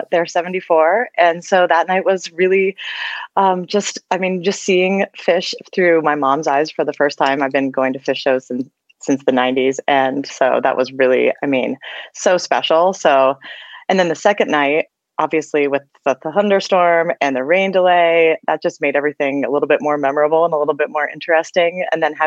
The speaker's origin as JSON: {"language": "English", "region": "East Coast", "country": "United States", "tie": "born or raised there", "moved": "as an adult", "lives_now": "Colorado, United States", "said": "I grew up on the East Coast, so I used to see most of the shows on the East Coast"}